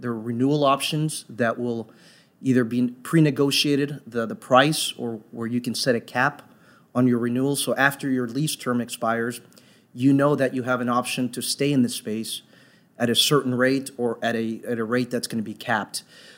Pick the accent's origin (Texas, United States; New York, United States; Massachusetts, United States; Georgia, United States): Texas, United States; Dallas; I grew up in Dallas, Fort Worth, so I've been here for almost 25 years.